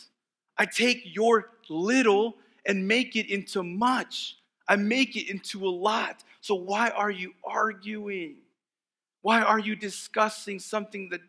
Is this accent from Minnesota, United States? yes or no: no; Texas, United States; moved away; the areas that I grew up in Texas